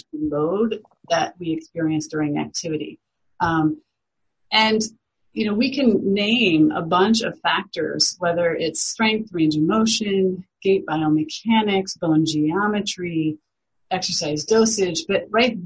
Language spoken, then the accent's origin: English; Iowa, United States; moved away; I am from Iowa, the Midwestern part of the United States originally